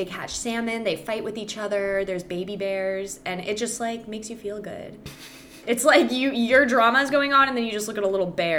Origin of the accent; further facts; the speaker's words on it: Calabasas, California, United States; moved away as an adult; also born or lived in Lawrence, Kansas / Kansas City, Missouri; now in Texas, United States; I grew up in Calabasas, California. Never moved once. I lived in the same home my entire life.